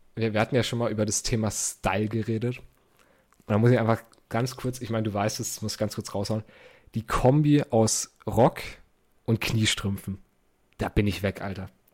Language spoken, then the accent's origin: German; Germany; accent: German; mein deutscher Akzent